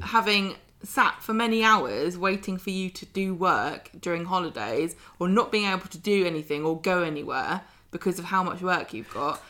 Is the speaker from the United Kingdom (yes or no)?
yes; United Kingdom; accent: southern; my unfortunate southern accent